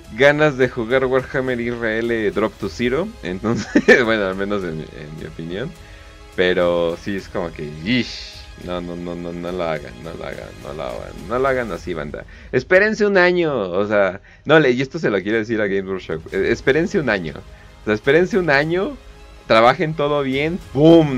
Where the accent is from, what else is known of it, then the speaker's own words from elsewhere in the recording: Mexico; somos mexicanos